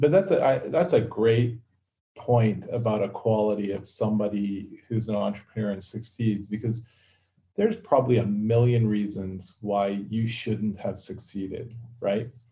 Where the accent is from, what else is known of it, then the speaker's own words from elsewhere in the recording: Newmarket, Ontario, Canada; I grew up in Newmarket.